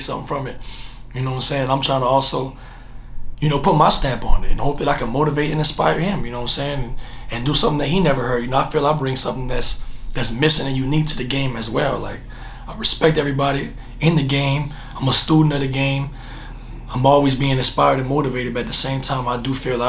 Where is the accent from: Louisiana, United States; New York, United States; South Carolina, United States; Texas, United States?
Louisiana, United States; Growing up in Louisiana